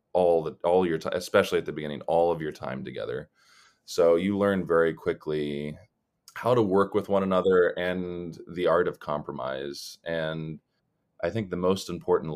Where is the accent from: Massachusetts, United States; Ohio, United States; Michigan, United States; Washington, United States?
Ohio, United States; Columbus; moved away; also born or lived in Los Angeles; I'm originally from Columbus, Ohio